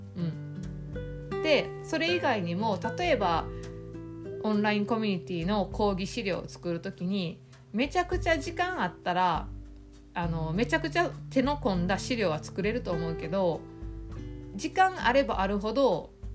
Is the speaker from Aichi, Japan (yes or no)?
no; Osaka, Japan; 地元の大阪